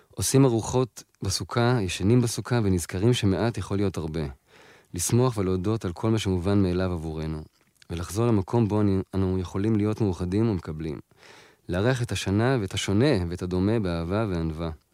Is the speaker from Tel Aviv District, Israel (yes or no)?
yes; Tel Aviv, Tel Aviv District, Israel; שנינו גדלנו בתל אביב